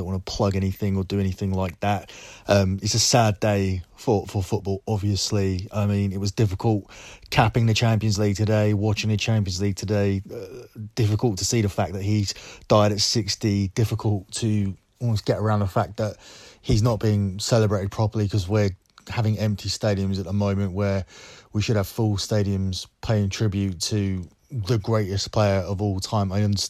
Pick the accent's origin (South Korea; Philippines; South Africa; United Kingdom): United Kingdom; England; as an English person